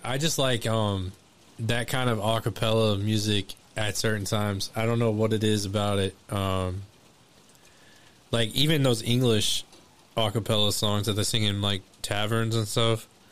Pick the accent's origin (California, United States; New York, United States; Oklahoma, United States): Oklahoma, United States; Elmore City; moved away; I'm from Elmore City